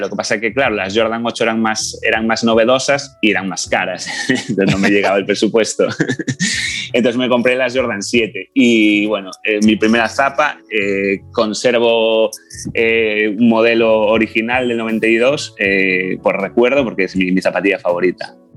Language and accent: Spanish; A Coruña, Galicia, Spain; soy de La Coruña, voy a cumplir 40 años.